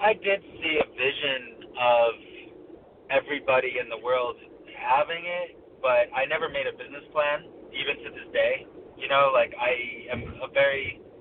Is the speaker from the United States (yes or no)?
yes; Rochester, New York, United States; also born or lived in Omaha, Nebraska; Grew up mostly in Rochester, New York. I moved to Rochester when I was about six